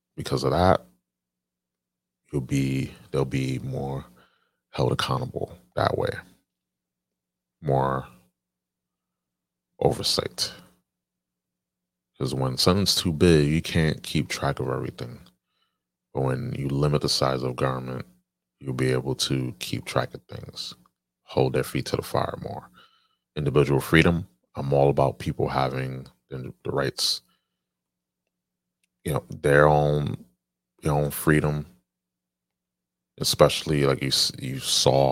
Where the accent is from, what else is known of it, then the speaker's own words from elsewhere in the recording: New York, United States; my home state, New York